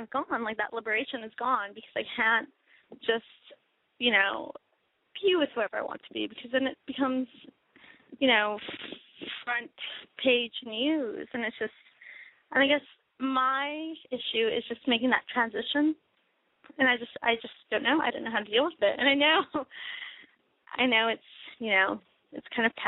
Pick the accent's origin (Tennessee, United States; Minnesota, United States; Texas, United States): Texas, United States; I'm 23 years old, and I am from Texas.